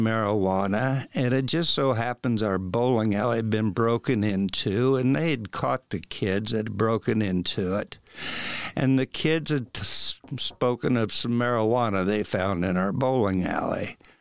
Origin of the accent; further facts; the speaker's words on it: Wabash, Indiana, United States; moved away; the bowling alley that I worked at when I was a kid back in Wabash